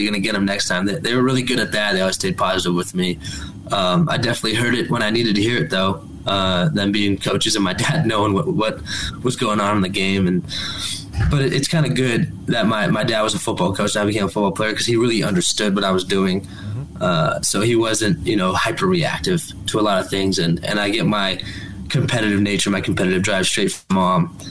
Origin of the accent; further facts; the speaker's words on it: Claremont, California, United States; So I grew up in Claremont, which is a really tiny city.